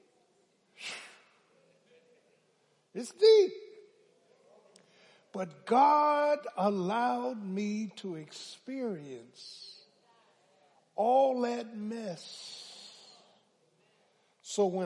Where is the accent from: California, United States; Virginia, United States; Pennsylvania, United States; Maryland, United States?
Pennsylvania, United States; Philadelphia; I'm from South Philly.